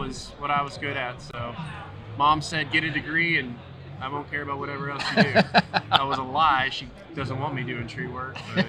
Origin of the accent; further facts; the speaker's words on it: Charlotte, North Carolina, United States; All right, so I grew up in Charlotte, and I went to App State, got a degree in Parks and Recreation.